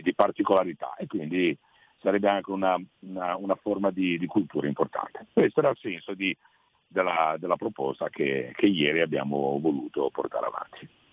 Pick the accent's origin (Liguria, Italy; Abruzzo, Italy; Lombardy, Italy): Liguria, Italy; first language Italian; Io l'ho imparato il dialetto per strada, parlando con le persone dell'entroterra, eccetera. Non lo parlo benissimo, lo capisco, non lo parlo benissimo, ogni tanto faccio dei gosci, come si chiamano dalle nostre parti